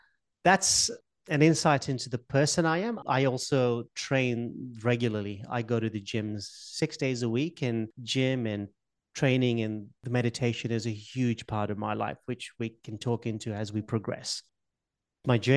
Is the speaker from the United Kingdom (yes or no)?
no; Mombasa, Mombasa County, Kenya; moved away; I was born in Kenya, in Africa. I'm from a little island off the coast of Kenya called Mombasa